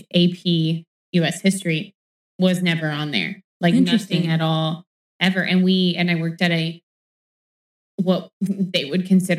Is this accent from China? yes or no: no; United States; I am an American